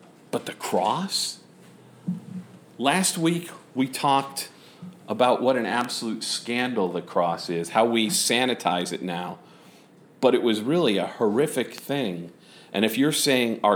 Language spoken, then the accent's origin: English; San Angelo, Texas, United States; moved away; San Angelo, my hometown